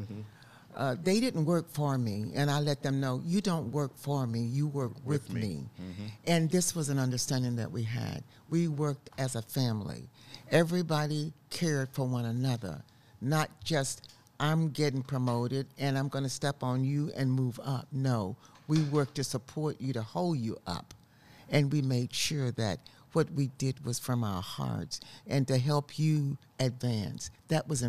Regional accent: Spartanburg, South Carolina, United States; also born or lived in Columbia, South Carolina; I'm a Southern girl. I was born in Spartanburg, South Carolina, at the foot of the Blue Ridge Mountains, mm-hmm. Beautiful country there.

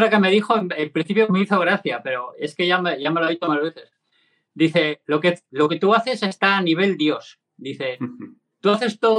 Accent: Cantabria, Spain; el que hice este verano que fui corriendo desde aquí a, mi pueblo natal, a Cantabria.

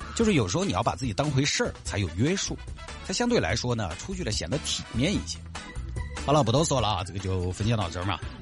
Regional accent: Huayang, Sichuan, China; 我就花样当地嘞

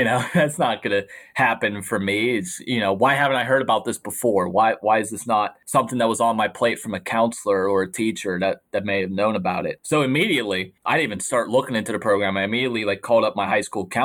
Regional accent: McKees Rocks, Pennsylvania, United States; I am from McKees Rocks, Pennsylvania, a small town right outside of Pittsburgh

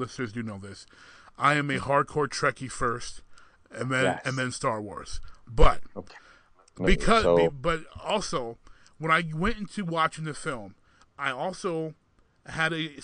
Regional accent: Michigan, United States; I'm from Michigan.

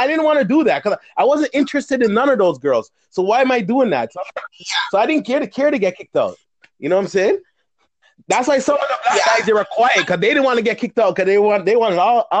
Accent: Canada; also born or lived in Caribbean; we're Canadian

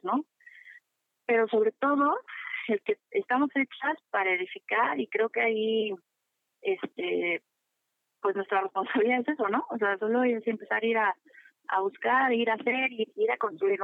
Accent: Mexico; como, mexicano

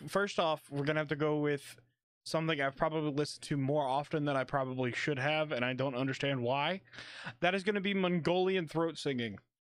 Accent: Kentucky, United States; I'm from Kentucky. I don't really talk probably the way I should in a lot of situations. I say y'all a lot

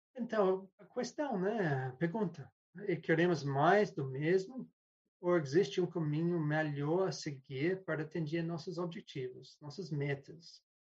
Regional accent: New Zealand; Portuguese is a second language; moved away; also born or lived in London; E eu sou da Nova Zelândia inicialmente, mas eu estava morando em Londres

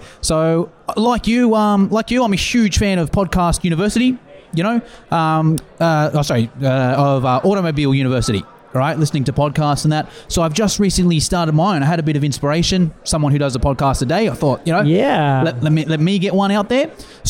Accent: Sydney, New South Wales, Australia; I'm from Sydney, Australia.

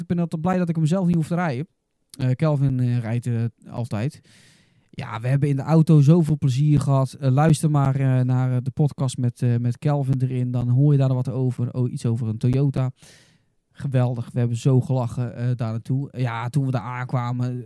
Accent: Goes, Zeeland, Netherlands

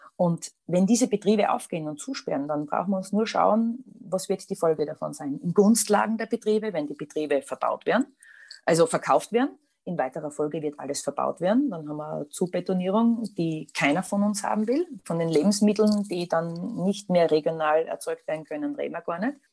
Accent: Austria; also born or lived in Styria; bei uns in Österreich

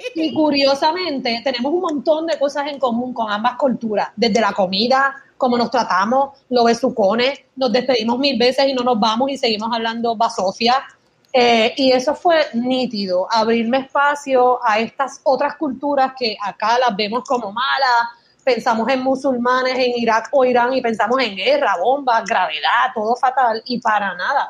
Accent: Puerto Rico; accent: Puerto Rican; moved away as an adult; also born or lived in Michigan; tengo acento de Puerto Rico

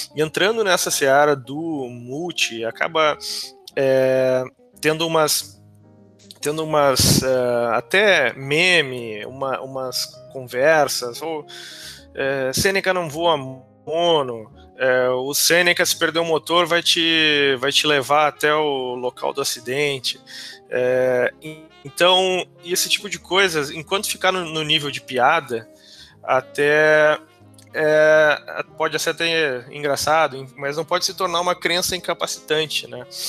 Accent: Canela region, Rio Grande do Sul, Brazil; moved away; eu sou da região de Canela, não exatamente de Canela, é, mas é, meus pais hoje moram em Canela

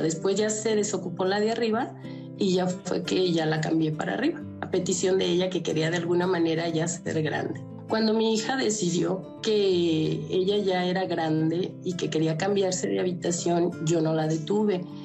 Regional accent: León, Guanajuato, Mexico; Yo tengo 51 años y soy de León, Guanajuato

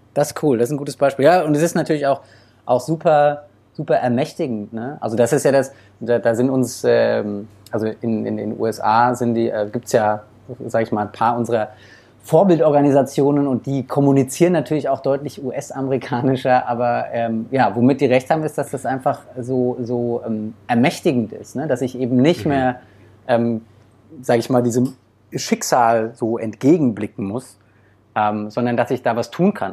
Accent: Germany; bei uns in Deutschland

